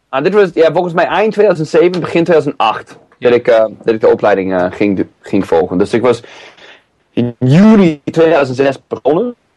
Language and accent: Dutch; San Diego, California, United States; now in Driebergen, Netherlands; Ik kom eh, oorspronkelijk uit eh, San Diego, Californië